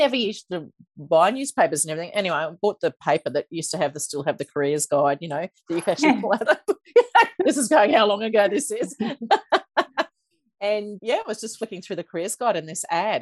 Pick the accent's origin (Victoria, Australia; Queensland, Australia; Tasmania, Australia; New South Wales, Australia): Queensland, Australia; Toowoomba; I grew up in Toowoomba